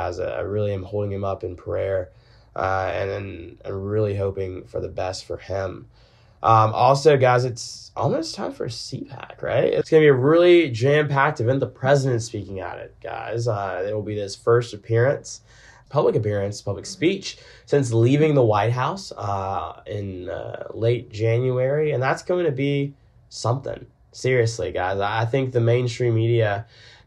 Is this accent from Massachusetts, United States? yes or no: no; Augusta, Georgia, United States; I'm from Augusta, Georgia. I'm from Augusta, where there is nothing we hold more dear than the sport of golf